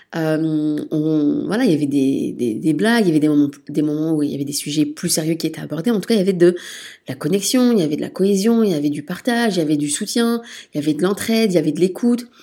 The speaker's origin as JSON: {"language": "French", "country": "France", "tie": "born or raised there", "also_born_or_lived": "Liège, Belgium", "moved": "as an adult", "lives_now": "Brussels, Belgium", "said": "moi, je suis née en France, puis je me suis installée en Belgique, à Liège, pour mes études de sage-femme"}